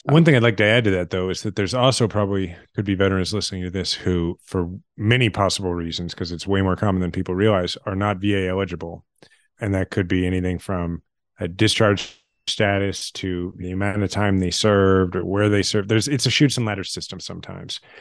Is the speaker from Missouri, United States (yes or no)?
yes; Kansas City, Missouri, United States; also born or lived in Washington, D.C.; my kids are sixth generation Kansas Cityans. I love my hometown